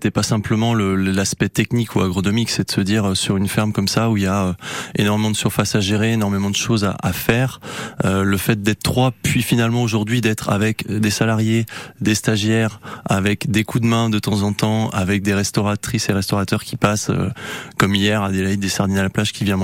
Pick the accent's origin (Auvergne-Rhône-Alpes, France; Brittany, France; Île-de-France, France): Brittany, France; Tréla; ben Moi, finalement, j'ai grandi sur, euh, sur Tréla, justement, euh, là où j'ai repris la ferme de mon père il y a, 6 six ans.